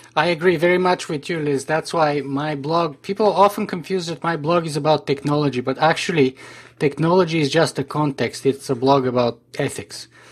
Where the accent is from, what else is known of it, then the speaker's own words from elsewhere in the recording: Canada; as a Canadian